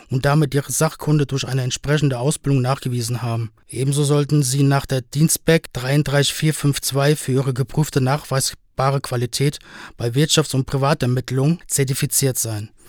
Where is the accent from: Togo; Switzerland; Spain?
Spain; now in Berlin, Germany; Das ist zum Beispiel in Österreich zwingend so und auch in meiner Heimat Spanien.